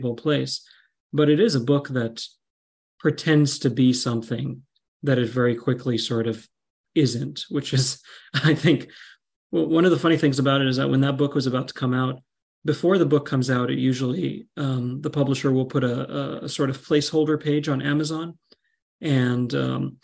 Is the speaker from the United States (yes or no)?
no; Qatar; I grew up in Qatar